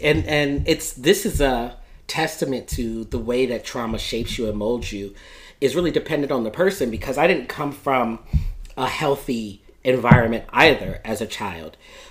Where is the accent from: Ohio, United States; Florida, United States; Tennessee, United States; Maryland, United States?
Florida, United States; Fort Lauderdale; also born or lived in Philadelphia; and I grew up in Fort Lauderdale.